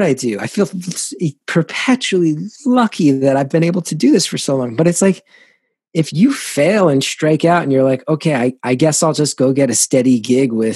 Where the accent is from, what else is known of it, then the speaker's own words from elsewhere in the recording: New Jersey, United States; growing up in Jersey